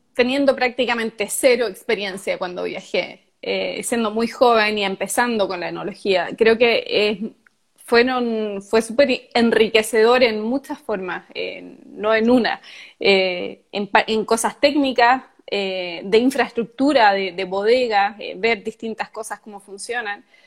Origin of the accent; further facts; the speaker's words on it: southern Chile, Chile; yo nací en el, y viví siempre en el sur de Chile